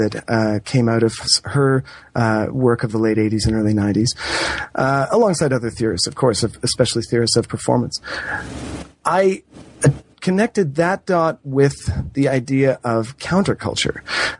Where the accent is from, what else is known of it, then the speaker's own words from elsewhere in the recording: Toronto, Ontario, Canada; I grew up in Toronto, and I was born in the late 70s